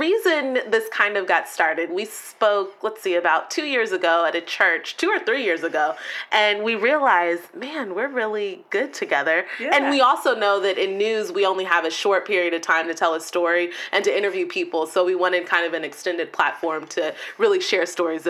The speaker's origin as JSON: {"language": "English", "region": "Texas", "country": "United States", "tie": "born or raised there", "also_born_or_lived": "Kansas", "said": "I was born in Kansas, but raised in Texas, so I spent the majority of my life in Texas. I'm a true Southern Belle, I like to say."}